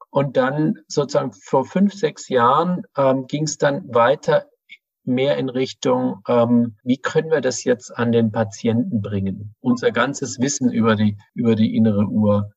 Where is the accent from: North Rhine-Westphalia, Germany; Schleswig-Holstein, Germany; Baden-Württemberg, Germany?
Baden-Württemberg, Germany; Ravensburg; moved away as an adult; now in Berlin, Germany; Ich komme aus Süddeutschland und wollte da weg aus der relativ kleinen, aber schönen Stadt Ravensburg